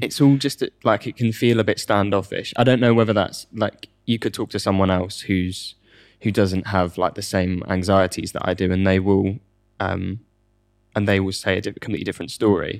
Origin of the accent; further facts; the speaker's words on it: United Kingdom; And as the British person that was, is used to the tube